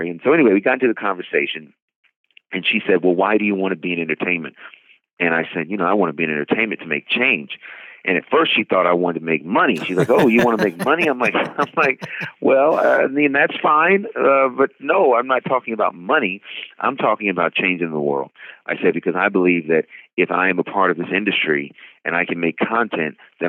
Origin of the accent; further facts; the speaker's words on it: Oakland, California, United States; I grew up in the Oakland, San Francisco Bay Area in Northern California